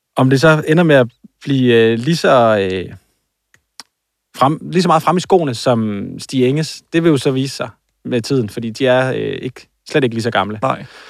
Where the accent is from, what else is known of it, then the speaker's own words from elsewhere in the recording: Aarhus, Central Denmark Region, Denmark; det er ikke så lang tid, eller så langt øh, fra, hvor jeg er vokset op.